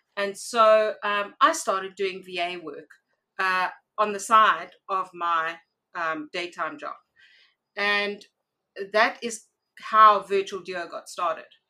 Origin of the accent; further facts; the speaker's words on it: South Africa; I am a South African entrepreneur